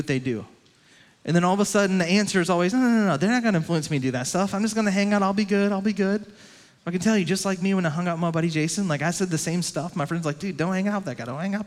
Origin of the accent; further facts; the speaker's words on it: Lowcountry, South Carolina, United States; my hometown, down to Lowcountry